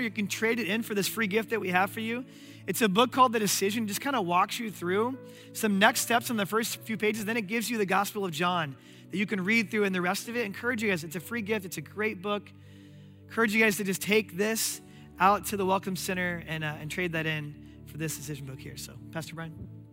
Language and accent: English; Omaha, Nebraska, United States; my hometown of Omaha, Nebraska